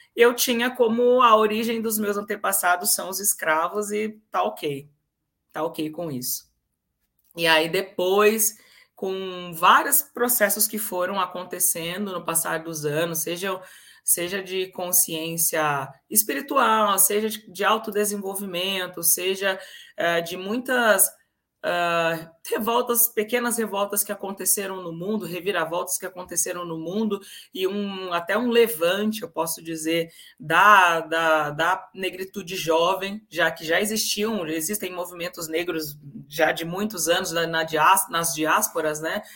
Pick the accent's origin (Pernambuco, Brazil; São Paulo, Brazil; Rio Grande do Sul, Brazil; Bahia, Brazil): São Paulo, Brazil; Campinas; Eu sou natural da cidade de Carlos Gomes, de Campinas, interior de São Paulo.